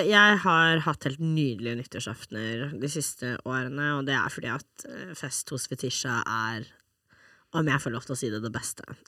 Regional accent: Norway; jeg er også norsk.

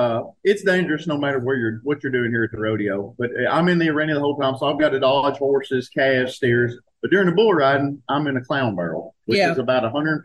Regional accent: Corinth, Mississippi, United States; I am from Mississippi. I'm from Corinth, Mississippi

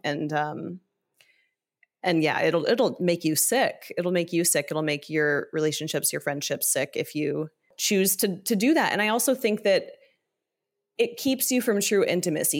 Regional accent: Ohio and Northern Kentucky, Midwest, United States; also born or lived in Southern California; I grew up mostly in the Midwest, um, in Ohio and Northern Kentucky

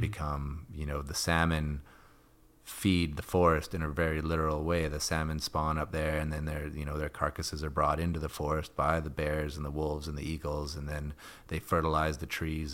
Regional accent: Edmonton, Alberta, Canada; moved away; I grew up in Edmonton

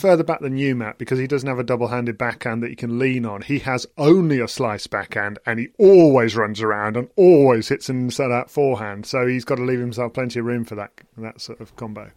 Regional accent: England, United Kingdom; as an English person myself

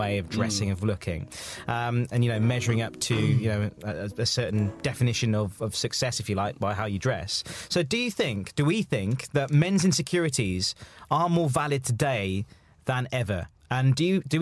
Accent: Midlands, United Kingdom; I grew up in the Midlands

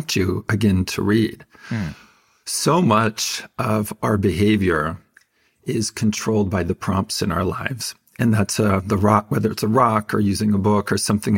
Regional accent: Fresno, California, United States; Growing up in Fresno as a Mormon, my parents were very, very faithful

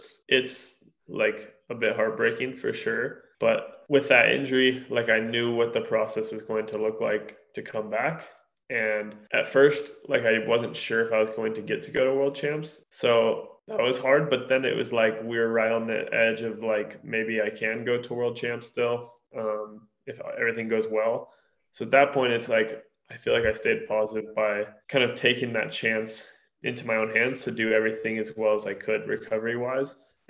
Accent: Durango, Colorado, United States; I'm born and raised in Durango, Colorado

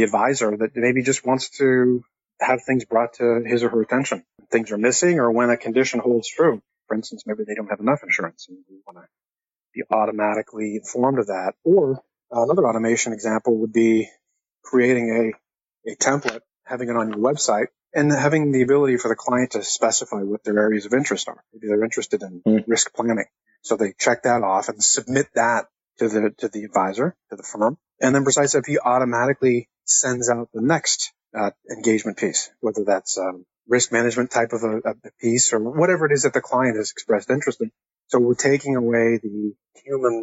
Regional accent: Canada; now in Atlanta, United States; I'm Canadian also and living in Atlanta

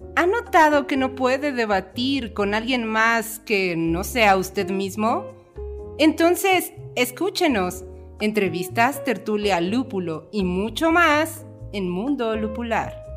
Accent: Chilango, Mexico City, Mexico; somos chilangos que no soportan el calor

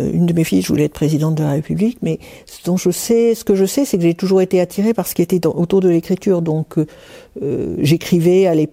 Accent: Paris, Île-de-France, France; moved away as an adult; also born or lived in Aix-en-Provence; j'ai quitté Paris, mes parents, et je suis allé m'installer à Aix-en-Provence.

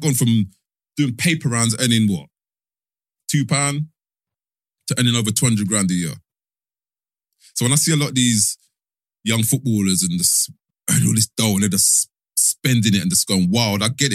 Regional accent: London, United Kingdom; I was born in North London

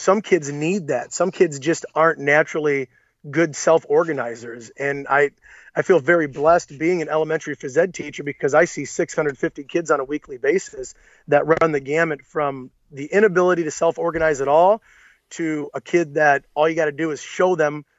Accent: Clyde, Ohio, United States; I moved back to my hometown in 2006 or seven

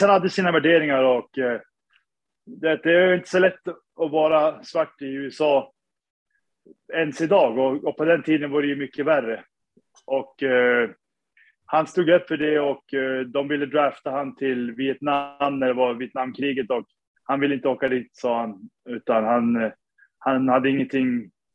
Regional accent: Sundsvall, Västernorrland County, Sweden; moved away as an adult; now in New York, United States; Jag är född och uppvuxen i Sundsvall

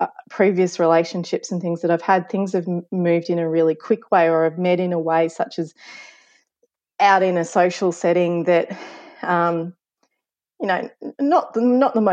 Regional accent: Ballarat, Victoria, Australia; moved away; my third year social work placement back in my hometown of Ballarat

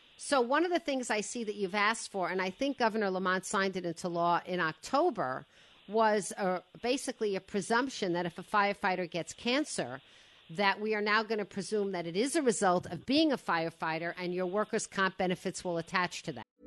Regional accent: Woodmere, New York, United States; I grew up in Woodmere on the other on the other shore

